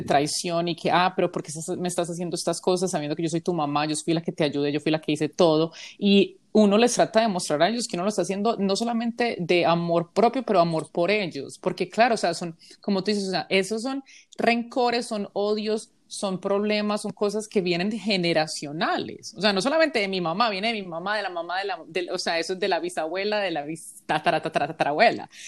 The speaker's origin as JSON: {"language": "Spanish", "country": "Colombia", "moved": "yes", "lives_now": "United States", "said": "yo soy una colombiana"}